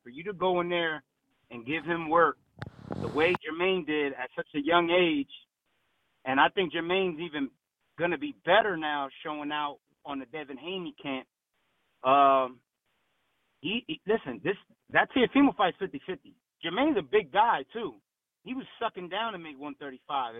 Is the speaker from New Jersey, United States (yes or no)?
yes; Trenton, New Jersey, United States; now in Bethlehem, United States; I'm from Trenton. I just live in Bethlehem